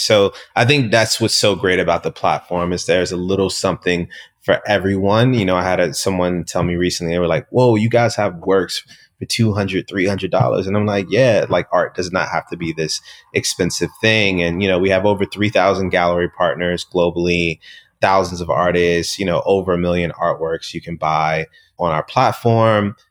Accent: Richmond, Virginia, United States; growing up in Southside Richmond

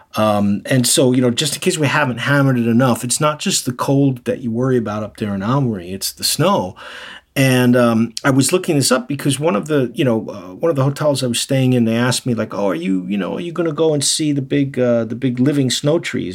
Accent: New York City, New York, United States; now in Japan; I'm originally from New York City

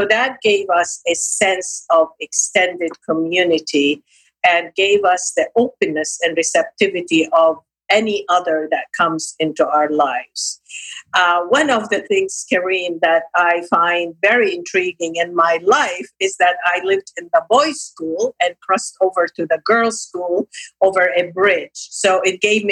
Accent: Lebanon; moved away; also born or lived in Nablus, Palestine; I was raised in Lebanon, educated through schools and university.

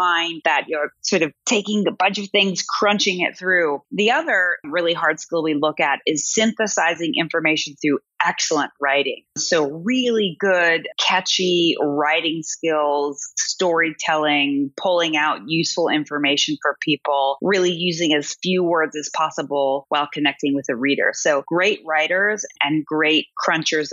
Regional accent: Seattle, Washington, United States; now in Berlin, Germany; I'm from Seattle

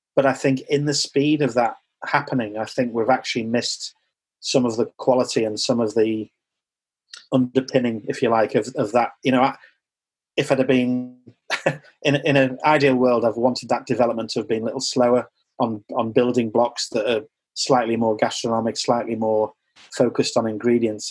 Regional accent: United Kingdom; as British people

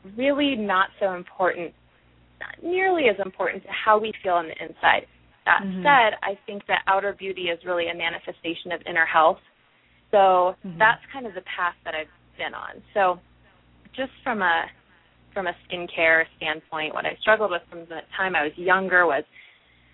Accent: Midwest, United States; moved away as an adult; also born or lived in New Jersey; I'm originally from the Midwest

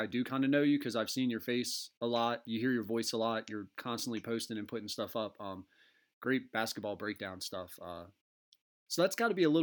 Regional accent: East Coast, United States; I grew up East Coast

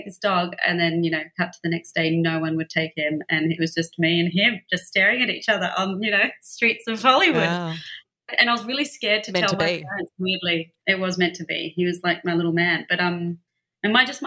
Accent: Melbourne, Victoria, Australia; moved away as an adult; also born or lived in London; now in Los Angeles, United States; I grew up in Melbourne, Australia

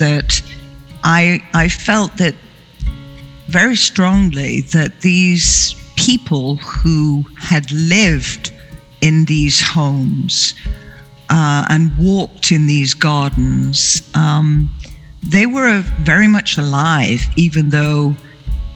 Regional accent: England, United Kingdom; I grew up in England

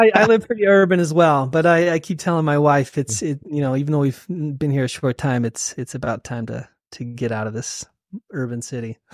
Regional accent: Salt Lake City, Utah, United States; also born or lived in Sacramento, California; I was born in Salt Lake, and then uh, we moved to California and uh, Sacramento when I was uh, two years old. Uh huh. So I lived in Sacramento for a while and um, moved back to Salt Lake um, when I was in middle school and high school

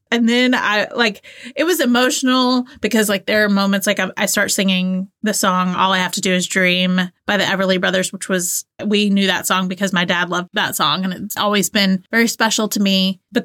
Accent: Georgia, United States; accent: Southern; like, I grew up in Northwest Georgia, just on the other side of Chattanooga, Tennessee. I feel like when I moved away, I kind of lost my Southern accent.

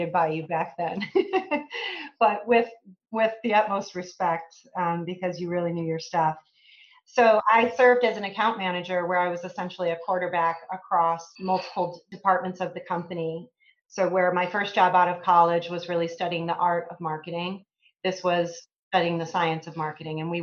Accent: Illinois, United States; also born or lived in Iowa; I grew up in the Midwest. I grew up about 60 miles west of Chicago in a small town

